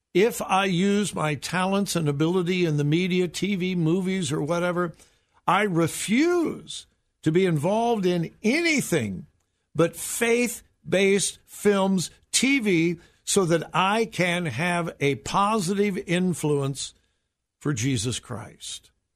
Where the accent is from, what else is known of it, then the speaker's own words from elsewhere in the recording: Southern California, United States; moved away as an adult; now in Ohio, United States; I grew up in Southern California, and I used to go up to the mountains and see a little bit of snow, but never lived in snow until my wife and I moved here to Ohio.